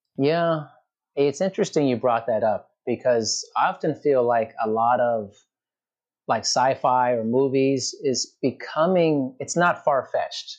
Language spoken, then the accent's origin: English; United States; growing up in America